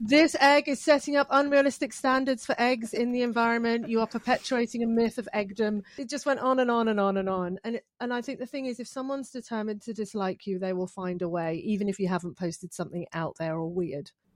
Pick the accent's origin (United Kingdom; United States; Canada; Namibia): United Kingdom; I'm British